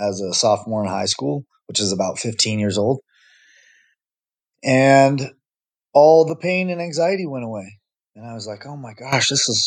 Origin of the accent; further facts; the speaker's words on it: Utah, United States; I'm born and raised in Utah